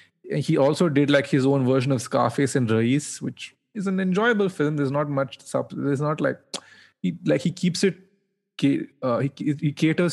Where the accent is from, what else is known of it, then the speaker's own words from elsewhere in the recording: Bangalore, Karnataka, India; moved away as an adult; now in New York, United States; I moved to New York 3 years ago, and a large part of me growing up in Bangalore